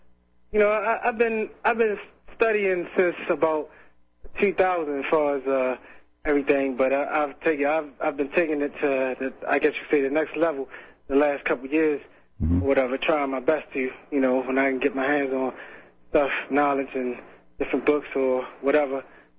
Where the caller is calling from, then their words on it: Baltimore, Maryland, United States; I'm calling from Baltimore.